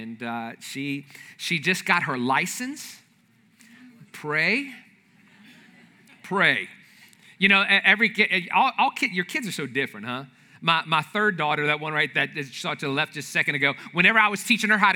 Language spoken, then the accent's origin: English; New Orleans, Louisiana, United States; I'm from the New Orleans area